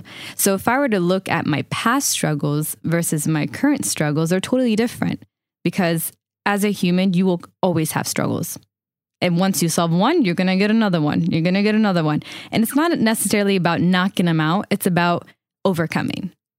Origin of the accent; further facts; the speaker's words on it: Palestine; Where are you from? First thing you would say, it's Palestine.